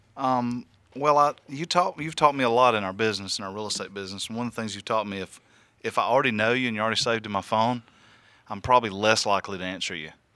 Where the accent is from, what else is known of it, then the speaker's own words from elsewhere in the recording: the South, United States; I am from the South